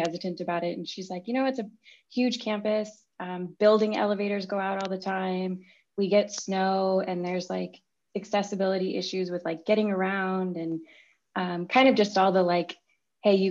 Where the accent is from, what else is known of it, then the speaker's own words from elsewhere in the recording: Chicago, Illinois, United States; also born or lived in Champaign, Illinois; I grew up in Chicago and came down to Champaign for school